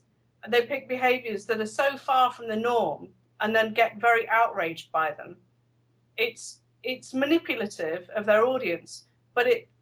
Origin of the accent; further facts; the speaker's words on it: United Kingdom; this is probably just the way I speak because I'm British